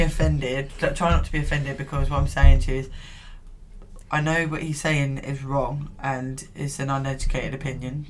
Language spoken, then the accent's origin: English; United Kingdom; I always feel ashamed to be British